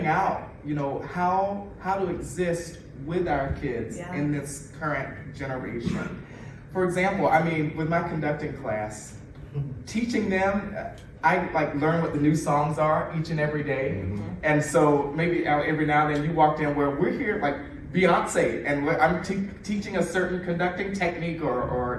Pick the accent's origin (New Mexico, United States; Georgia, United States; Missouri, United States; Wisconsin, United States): Georgia, United States; South; I grew up in South Georgia